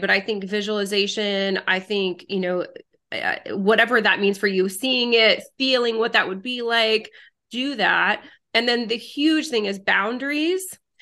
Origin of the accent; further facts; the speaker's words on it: United States; English is a second language; also born or lived in France; moved to the United States when I was a girl, didn't speak English